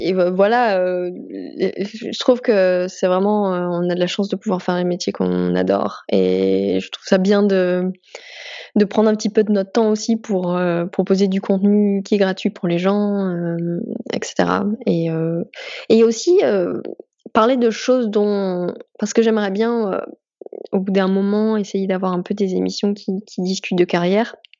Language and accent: French; France; on est français